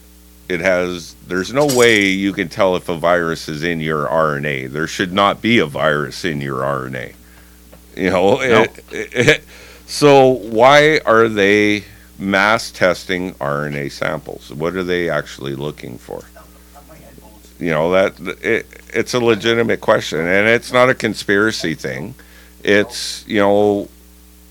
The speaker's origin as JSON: {"language": "English", "region": "Manitoba", "country": "Canada", "said": "I'm from Manitoba"}